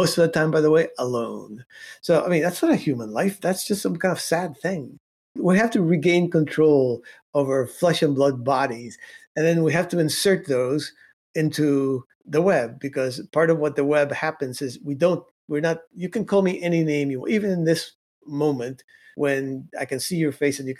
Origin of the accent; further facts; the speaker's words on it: Cuba; moved away; I come from Cuba.